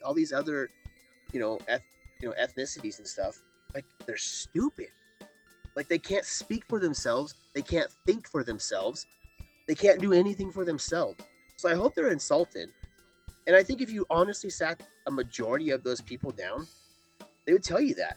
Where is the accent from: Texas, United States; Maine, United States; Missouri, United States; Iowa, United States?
Iowa, United States; moved away; I'm from Iowa, so if I, like, moved back to Iowa.